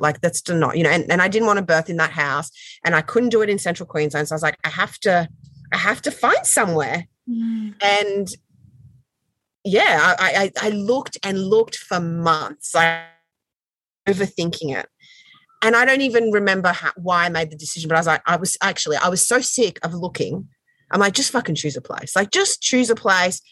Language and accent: English; French Polynesia; moved away; I grew up in Tahiti